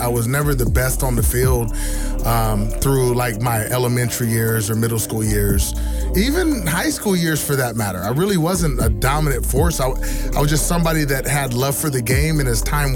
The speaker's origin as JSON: {"language": "English", "town": "Tracy", "region": "California", "country": "United States", "tie": "born or raised there", "said": "Raised in a small town in Tracy, California."}